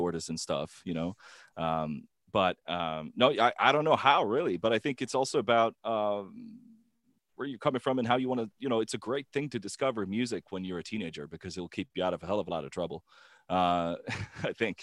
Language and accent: English; Gothenburg, Västra Götaland, Sweden; Gothenburg, my hometown